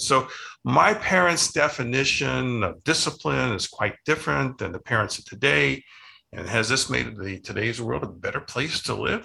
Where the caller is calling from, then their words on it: Scottsdale, Arizona, United States; I'm calling in from Scottsdale, Arizona